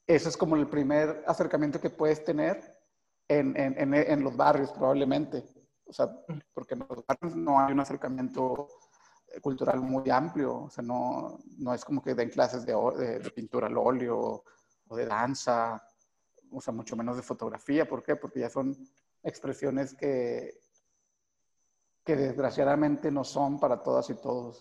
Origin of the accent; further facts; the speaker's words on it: Guadalupe, Zacatecas, Mexico; also born or lived in Tamazula, Durango; yo crecí en el municipio de Guadalupe eh, y nací precisamente en Durango, en un, en una, en, una, en un pequeño pueblito que se llama Tamazula